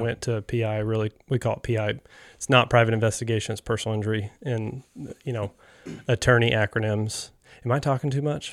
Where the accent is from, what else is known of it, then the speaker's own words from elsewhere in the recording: North Carolina, United States; moved away as an adult; I grew up here in North Carolina